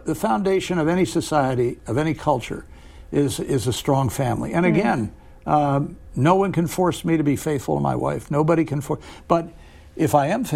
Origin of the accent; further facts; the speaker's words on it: Washington area, suburban Maryland and Northern Virginia, United States; I grew up in the Washington area in suburban Maryland and Northern Virginia, and went to school here